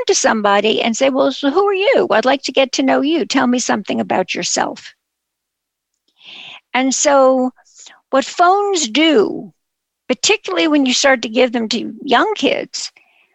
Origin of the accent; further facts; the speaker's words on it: New York City, New York, United States; a Jewish girl growing up in Brooklyn